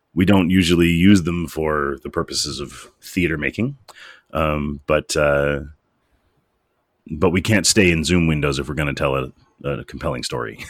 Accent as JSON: {"language": "English", "town": "Cleveland", "region": "Ohio", "country": "United States", "tie": "born or raised there", "also_born_or_lived": "Chicago, Illinois", "moved": "as an adult", "lives_now": "Canada", "said": "I grew up in Cleveland, Ohio, and I lived for a long time in Chicago, Illinois"}